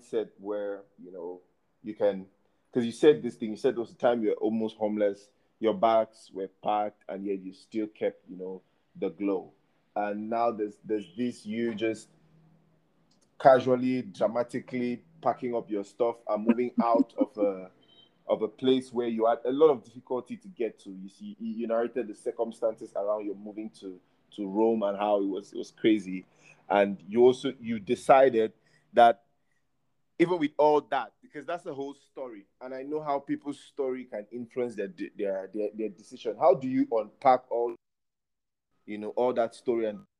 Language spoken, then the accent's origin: English; Akum, Northwest Region, Cameroon; I'm from Akum